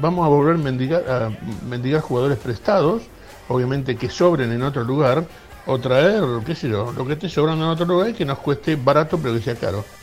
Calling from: Barracas, Buenos Aires, Argentina; de Barracas.

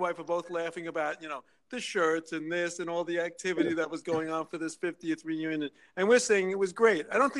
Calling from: New York City, New York, United States; I'm calling from Manhattan.

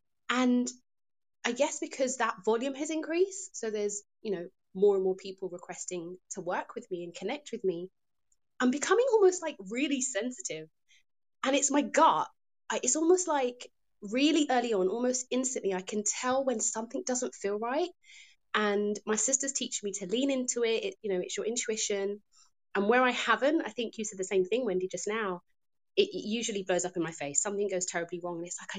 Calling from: London, United Kingdom; I'm tuned in from London, UK, and this is a great conversation.

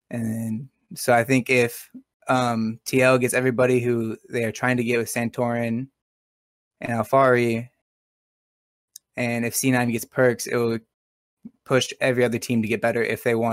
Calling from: Manhattan, Kansas, United States; um, from Manhattan, Kansas.

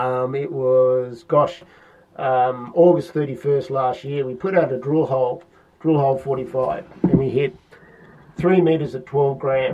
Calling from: London, United Kingdom; I'm calling in from London, of course.

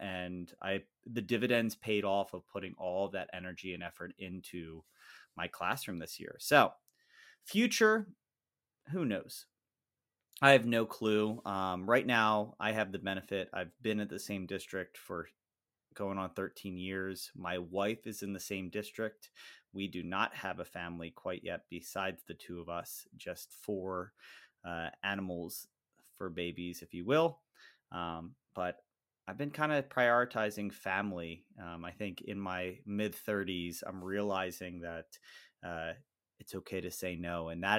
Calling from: Lancaster, Pennsylvania, United States; I come to the podcast from Lancaster, Pennsylvania, which is kind of halfway in between Harrisburg and Philadelphia area, in a heavy population of Amish.

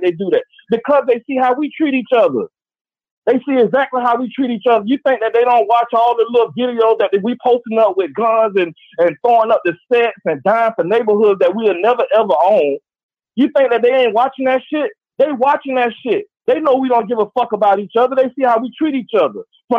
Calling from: Gainesville, Florida, United States; I'm calling from Gainesville, Florida.

